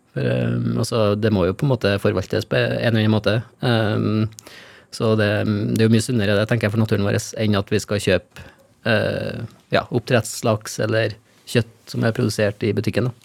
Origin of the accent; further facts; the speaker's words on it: Steinkjer, Trøndelag, Norway; på det nye kulturhuset på Steinkjer, der jeg kommer fra